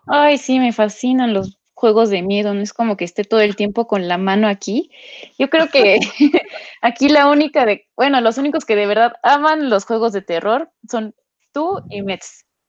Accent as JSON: {"language": "Spanish", "country": "Mexico", "said": "como mexicanos"}